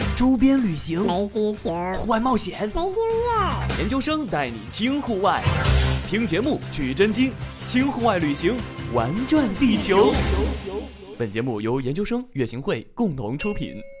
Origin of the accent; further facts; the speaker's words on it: China; 我们是来自中国